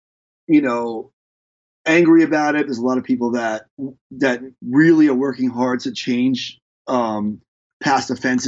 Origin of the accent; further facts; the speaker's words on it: New York, United States; moved away; being a New Yorker